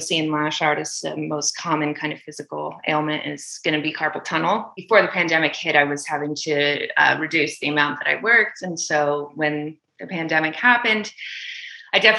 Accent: Kalispell, Montana, United States; moved away as an adult; also born or lived in Albany, New York; now in Los Angeles, United States; northern Montana. It's called Kalispell.

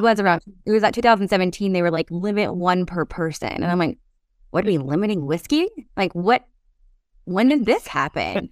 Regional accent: Kentucky, United States; born and raised in Kentucky

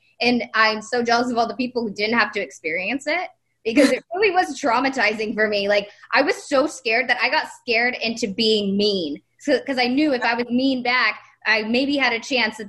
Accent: Texas, United States; also born or lived in Virginia; whenever I came to Texas from Virginia, my first year, 7th grade, I was 12 years old.

